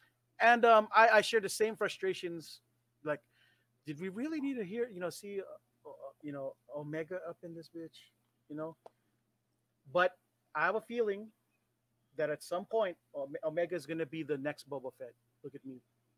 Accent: Japan; because I come from Japan, and in Japan they take things a little bit more seriously.

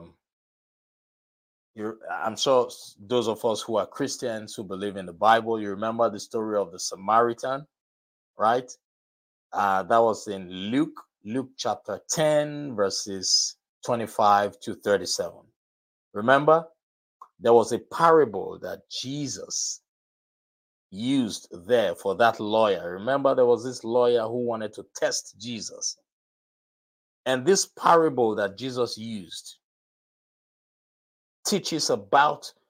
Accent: Nigeria; moved away; Nigeria, my home country

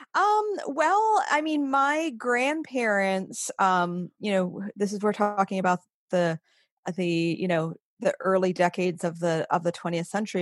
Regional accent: Maine, United States; moved away; also born or lived in western New York; was born and raised in Maine

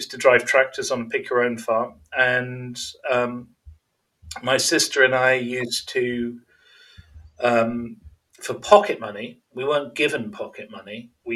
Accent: Birmingham, West Midlands, United Kingdom; moved away; also born or lived in Warwickshire / America; I was born in Birmingham

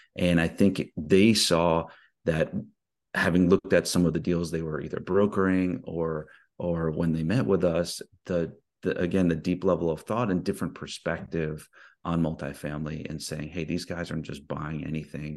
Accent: East Coast, United States; now in Houston, United States; I grew up in the East Coast

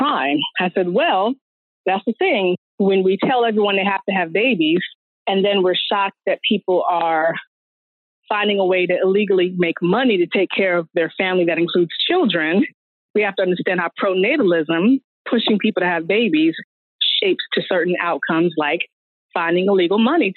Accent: Richmond, Virginia, United States; now in Baltimore, United States; I'm born and raised in Richmond, Virginia, and now I live in Baltimore, Maryland.

